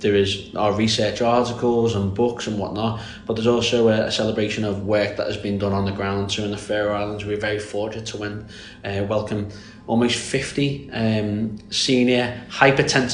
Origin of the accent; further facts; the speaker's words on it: Birkenhead, North West England, United Kingdom; I'm not Scouse, I am from Birkenhead, which is very close, so it's on the Wirral Peninsula